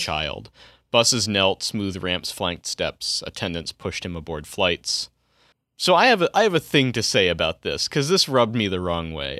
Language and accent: English; Colorado, United States; my home state in Colorado